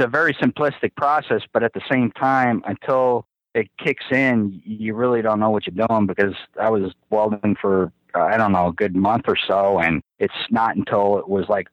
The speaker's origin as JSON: {"language": "English", "town": "New York City", "region": "New York", "country": "United States", "tie": "born or raised there", "also_born_or_lived": "Dallas, Texas", "accent": "Brooklyn", "moved": "as an adult", "said": "it's not a Boston accent. I'm from Brooklyn"}